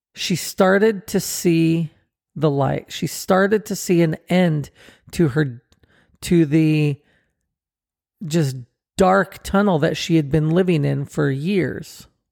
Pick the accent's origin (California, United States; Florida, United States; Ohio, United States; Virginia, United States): California, United States; Southern; we grew up together in Southern California